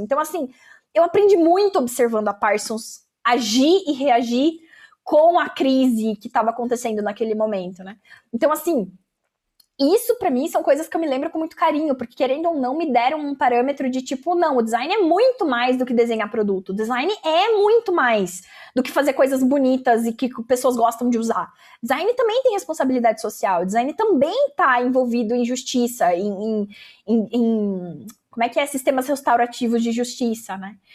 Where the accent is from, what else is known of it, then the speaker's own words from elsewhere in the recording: Brazil; eu estudo na universidade tal e eu sou brasileira.